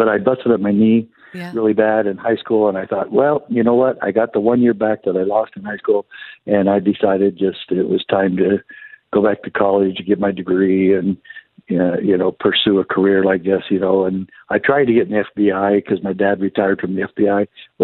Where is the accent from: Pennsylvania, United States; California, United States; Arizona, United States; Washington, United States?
Arizona, United States; near Eastern Arizona College, United States; Eastern Arizona College, where right near my hometown and where I used to be sheriff.